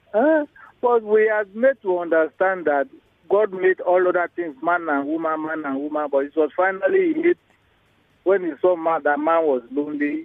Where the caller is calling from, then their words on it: Lagos, Nigeria; I'm calling from Idimu